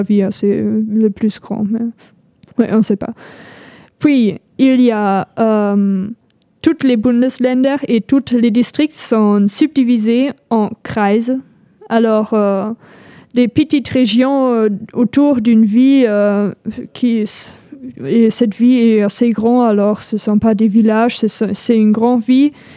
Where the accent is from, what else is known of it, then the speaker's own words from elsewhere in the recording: North Rhine-Westphalia, Germany; French is a second language; moved away as an adult; now in L'Aigle, France; je viens du Rhénanie du Nord-Westphalie